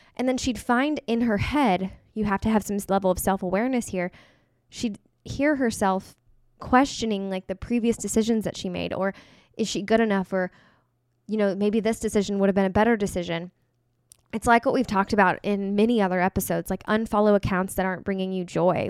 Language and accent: English; Kansas, United States; I'm from Kansas.